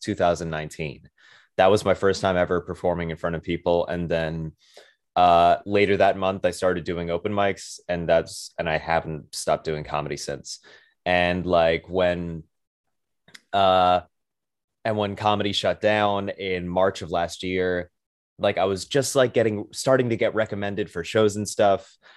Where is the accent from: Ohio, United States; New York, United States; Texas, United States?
New York, United States; New York City; I am from Brooklyn, New York, born and raised